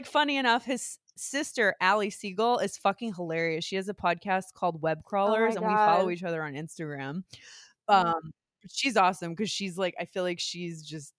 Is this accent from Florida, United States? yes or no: no; New Jersey, United States; I mean, I'm fucking from New Jersey.